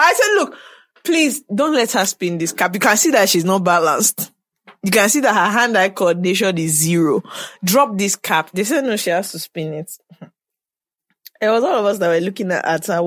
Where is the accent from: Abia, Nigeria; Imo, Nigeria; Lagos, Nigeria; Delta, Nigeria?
Lagos, Nigeria; I'm from Lagos State